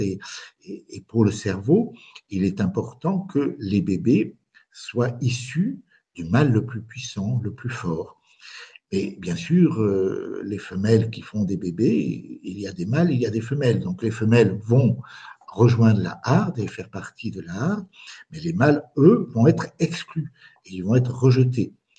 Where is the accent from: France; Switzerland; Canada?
France; moved away as an adult; also born or lived in Spain; now in Bazas, France